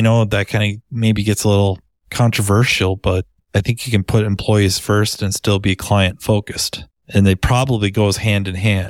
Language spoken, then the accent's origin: English; Minnesota, United States; accent: Minnesota; Minnesota, usually the accent gives it away or they, people think I'm from Canada